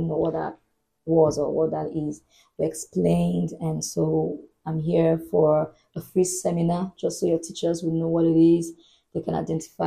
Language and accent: English; Boko, Benue, Nigeria; moved away; where I grew up in Benue State, a town called Boko